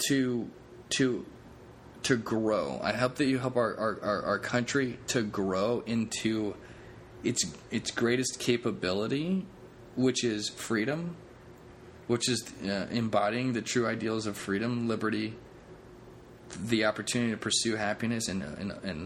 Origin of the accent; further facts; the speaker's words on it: United States; I'm an American through and through